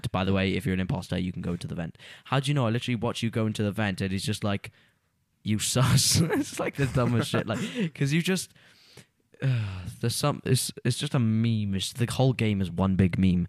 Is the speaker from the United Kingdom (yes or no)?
yes; Pontypridd, Wales, United Kingdom; born or raised there